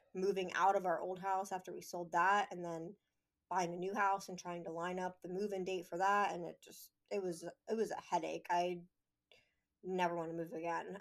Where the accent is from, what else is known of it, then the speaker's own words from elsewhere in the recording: Pennsylvania, United States; moved away as an adult; I grew up here, so for me, it was moving back to my hometown